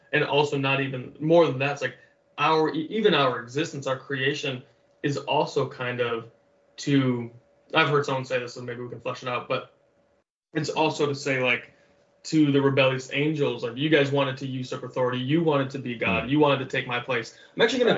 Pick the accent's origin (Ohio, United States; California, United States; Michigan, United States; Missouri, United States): Michigan, United States; moved away as an adult; now in Hawaii, United States; I grew up in Michigan